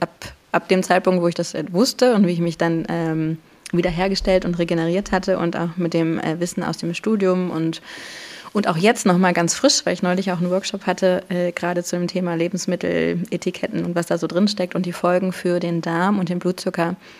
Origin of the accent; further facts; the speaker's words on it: Warsaw, Masovian Voivodeship, Poland; moved away; ich bin ja Polin. Ich bin in, po in Warschau geboren